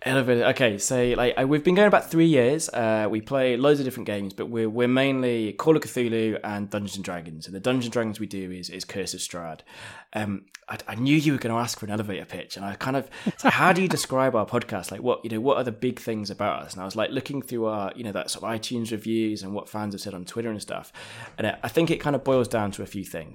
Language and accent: English; London, United Kingdom; also born or lived in Japan; now in Manchester, United Kingdom; So, I, I, I'm from England. Uh, I was born in London.